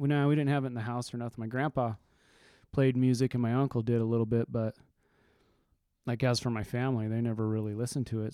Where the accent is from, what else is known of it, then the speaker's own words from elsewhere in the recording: Carson City, Nevada, United States; also born or lived in Caliente, Nevada / Ely, Nevada / McGill, Nevada; now in Reno, United States; Grew up in Ely or McGill and then moved to Carson, but I was in Carson most of my life till I moved to Reno about twenty years ago.